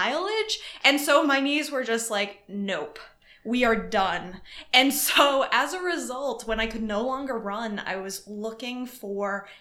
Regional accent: Hopkinton, Massachusetts, United States; now in Chicago, United States; I was raised in Hopkinton, Massachusetts, which is the start of the Boston Marathon.

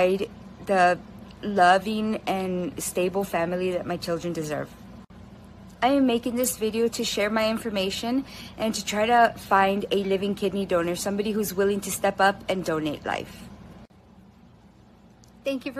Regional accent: Eagle Pass, Texas, United States; I'm from Eagle Pass, Texas, and I'm a mother of two

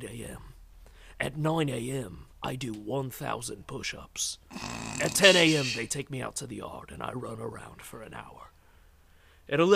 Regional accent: United States; I'm from America.

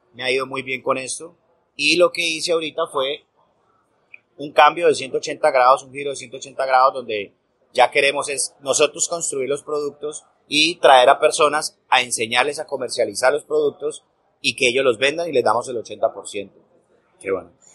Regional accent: Colombia; en este momento en mi país, en Colombia

